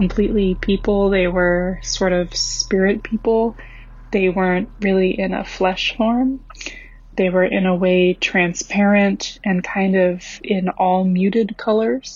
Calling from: Long Beach, California, United States; also born or lived in Central Florida; I'm calling from Long Beach, California

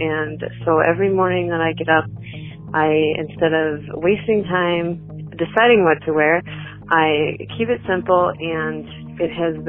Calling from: La Crosse, Wisconsin, United States; I'm calling from La Crosse, Wisconsin

